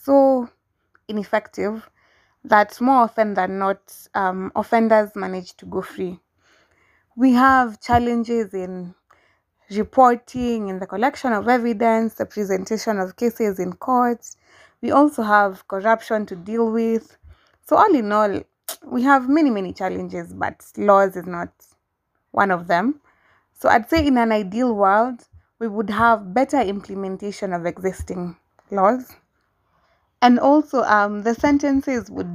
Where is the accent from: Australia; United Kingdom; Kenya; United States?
Kenya; my hometown, Udhaya. It's a small rural town